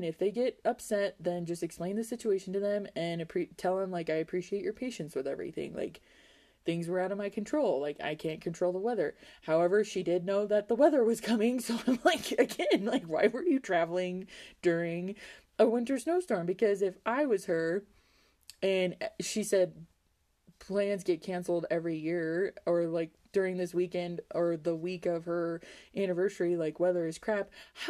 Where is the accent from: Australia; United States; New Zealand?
United States; Wyoming; I think it's from me growing up in Wyoming and dealing with this weather all the time